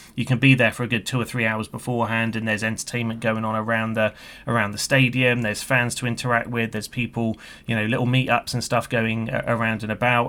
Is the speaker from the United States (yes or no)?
no; United Kingdom; you can tell by my accent. from the U K.